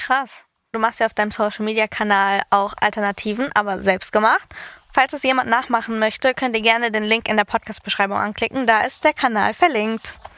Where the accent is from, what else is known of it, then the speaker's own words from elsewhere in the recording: Greece; ich bin Griechin